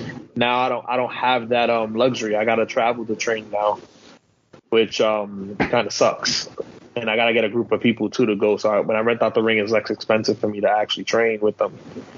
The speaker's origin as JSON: {"language": "English", "region": "the South", "country": "United States", "said": "I'm from the South."}